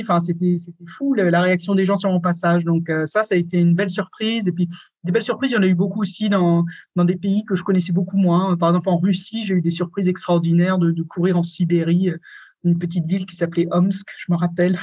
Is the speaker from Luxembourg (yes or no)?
no; France; moved away as an adult; also born or lived in Scotland / England / Germany / Switzerland; je suis parti de France quand j'avais 20 ans